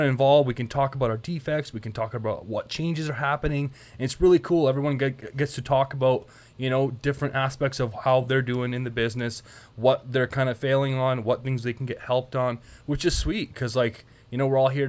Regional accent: Canada; moved away; I'm from Canada, so I have a lot of jokes and a lot of terms and terminology, like cranking darts

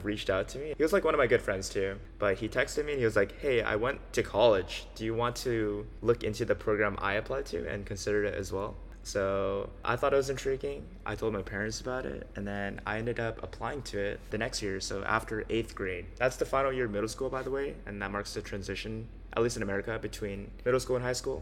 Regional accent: Los Angeles, California, United States; I grew up in LA, California, and I was a pretty normal kid

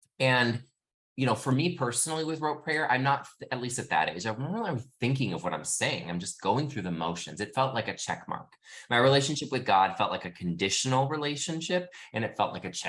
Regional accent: Midwest, United States; I grew up in the Midwest.

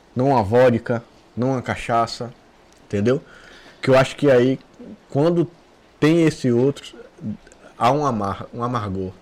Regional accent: Brazil; A gente cresceu lá na rua, lá no Pontal.

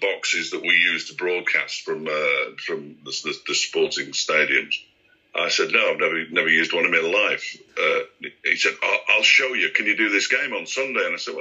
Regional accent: Yorkshire and the Humber, United Kingdom; moved away as an adult; also born or lived in Bolton / Halifax; I grew up in East Yorkshire.

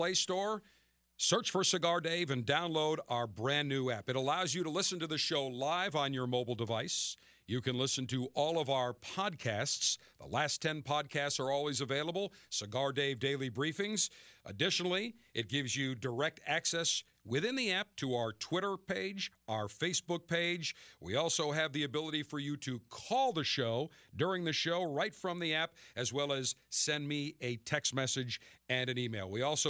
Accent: Kentucky, United States; accent: Southern Kentucky; You know, you're going to make me break out my Southern Kentucky accent. Here in Kentucky, where we enjoy the mint juleps and the tradition and all the history that goes here in Louisville

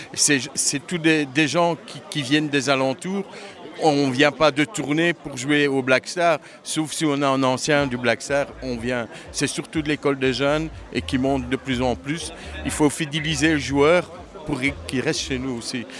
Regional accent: Charleroi, Wallonia, Belgium; on est Carolo, on est belge

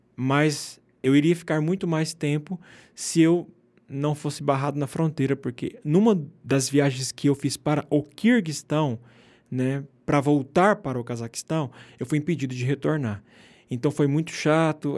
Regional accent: Rondônia, Brazil; moved away as an adult; also born or lived in Argentina; Eu venho do norte do Brasil, Rondônia

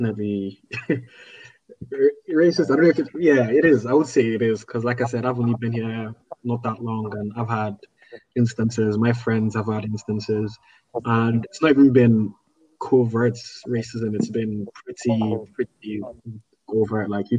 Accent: Nigeria; I'm Nigerian

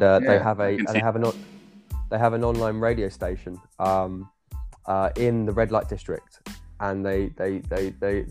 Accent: England, United Kingdom; as an English British guy

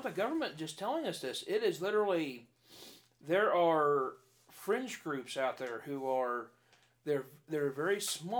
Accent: United States; Because I'm an American, just the same as you are.

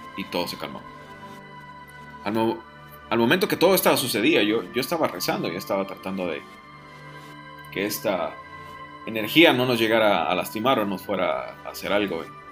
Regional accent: Mexico; decimos aquí en México

